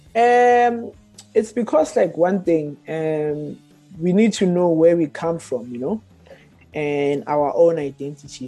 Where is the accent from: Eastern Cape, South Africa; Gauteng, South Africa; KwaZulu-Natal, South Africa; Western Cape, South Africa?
Gauteng, South Africa; Johannesburg; born and raised in Alexandra